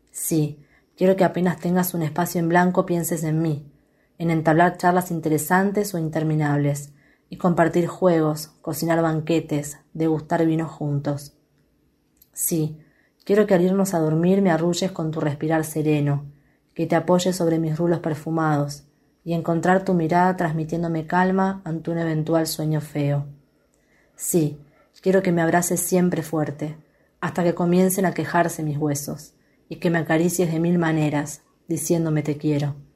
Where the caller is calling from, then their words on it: Quilmes, Buenos Aires Province, Argentina; de Quilmes y les envío algunas poesías que escribí.